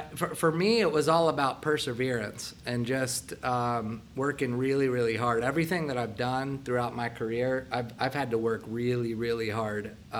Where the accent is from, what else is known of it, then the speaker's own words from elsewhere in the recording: Dublin, Ohio, United States; also born or lived in Columbus, Ohio; I'm actually from Columbus. Grew up here in Dublin, Ohio, born and raised, and actually went to Dublin High School